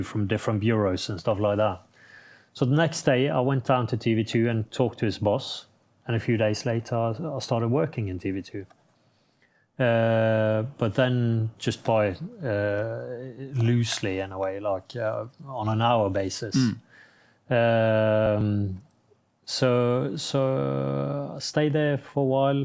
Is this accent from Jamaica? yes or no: no; Norway